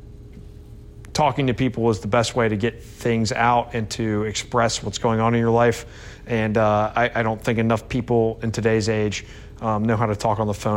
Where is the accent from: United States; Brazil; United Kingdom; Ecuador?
United Kingdom; Scotland; I'm Scottish